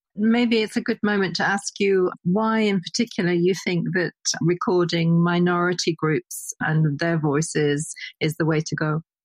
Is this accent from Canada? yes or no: no; United Kingdom; a Brit